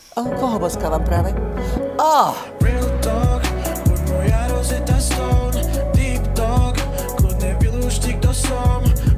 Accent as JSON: {"language": "Slovak", "country": "Slovakia", "moved": "yes", "said": "keďže som Slovenka, vnímam to ako môj, e, e, môj štát"}